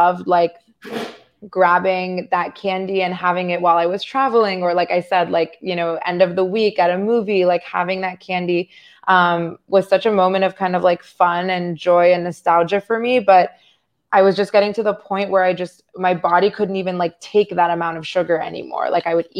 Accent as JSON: {"language": "English", "region": "Northern Virginia", "country": "United States", "tie": "born or raised there", "said": "I'm from Northern Virginia"}